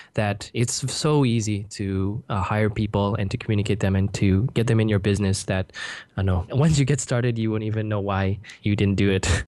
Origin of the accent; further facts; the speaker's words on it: Canada; moved away as an adult; now in Singapore; I'm originally from Canada. I grew up there